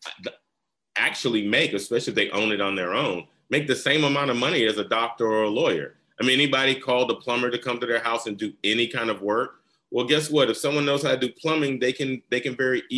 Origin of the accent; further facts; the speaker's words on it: the South, United States; now in Georgia, United States; I grew up in the South